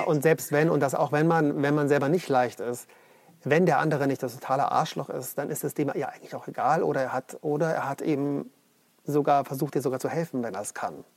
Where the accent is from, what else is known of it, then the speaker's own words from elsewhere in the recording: Munich, Bavaria, Germany; Also ich komme aus München.